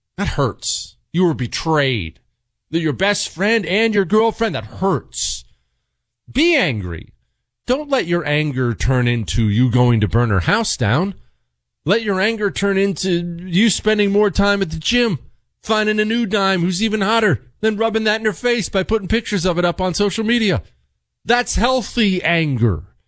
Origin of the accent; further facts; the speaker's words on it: Montana, United States; I grew up in Montana.